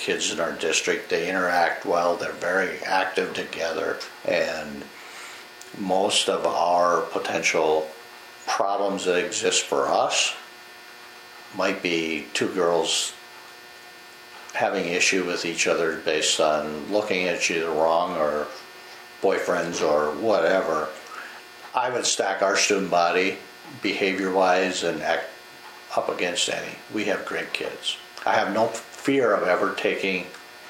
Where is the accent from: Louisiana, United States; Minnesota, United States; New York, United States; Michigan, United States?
Minnesota, United States; Northwest; I grew up in Northwest Minnesota as part of the Sugar Beet.